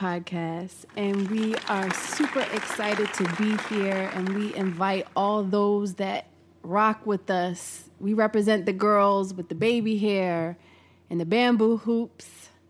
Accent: Philadelphia, Pennsylvania, United States; also born or lived in Hawaii; I was born in Hawaii, raised in a super strange, interesting, loving family in Philadelphia.

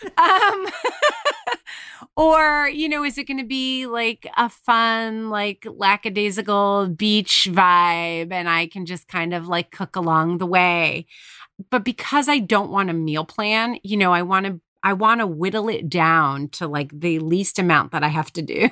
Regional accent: New York, United States; we're from New York

